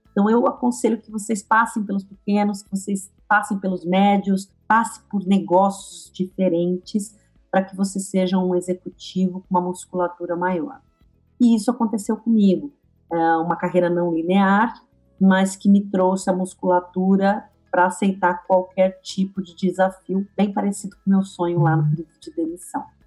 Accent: ABC Paulista, São Paulo, Brazil; ser uma garota que nasce no ABC

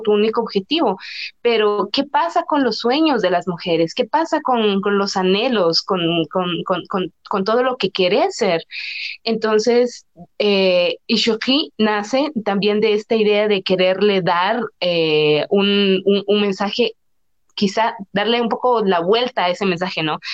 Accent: San Juan Comalapa, Chimaltenango, Guatemala; mi comunidad, de mi pueblo, y aparte que, por ejemplo, Comalapa es una tierra de muchísimos artistas

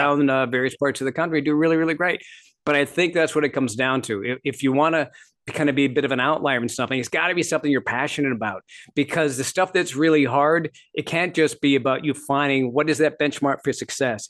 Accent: Midwest, United States; also born or lived in Canada; I grew up in Canada and I grew, uh, ended up, uh, for the most part, my formative years, my teenage years and that sort of thing in the Midwest.

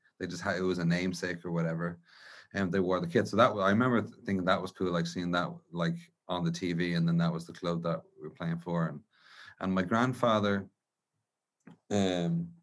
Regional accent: Dublin, Leinster, Ireland; I grew up in around Inchicore in South Dublin

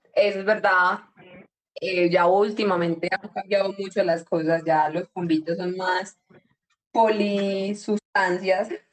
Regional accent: Yarumal, Antioquia, Colombia; nosotros somos de Yarumal

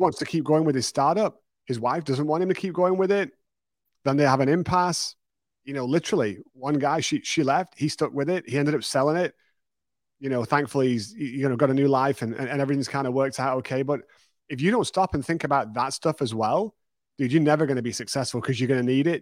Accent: United Kingdom; moved away as an adult; now in Texas, United States; my first business, my second business back in the U K

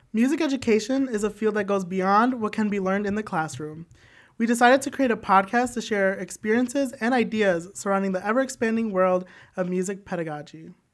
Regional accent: Joliet, Illinois, United States; I am from Joliet, Illinois

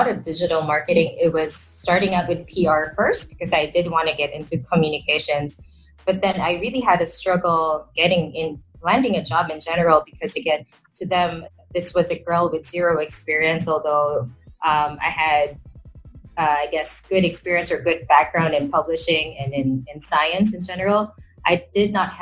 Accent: Manila, Metro Manila, Philippines; I am from Manila, so that is the capital of the country.

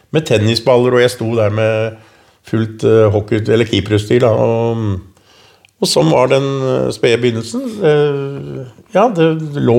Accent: Oslo, Norway; Lammerset var jo den første drabantbyen. Det var veldig mye unge, vi var mye aktivitet. Jeg spilte jo håndball for Bekkelaget, fotball eh, og hockey for

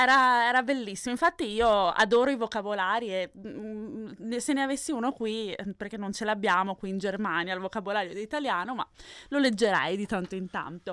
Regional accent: Venice, Veneto, Italy; io sono di Venezia, comunque Fior. Oh. vicino Venezia

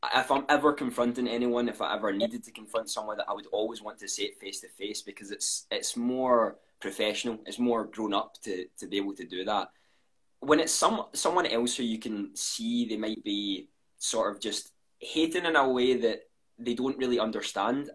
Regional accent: Scotland, United Kingdom; I'm 21. Uh, I'm from Scotland

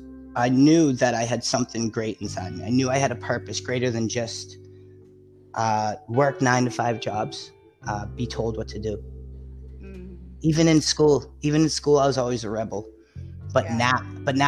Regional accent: Massachusetts, United States; also born or lived in Florida; I grew up in Massachusetts like my whole life.

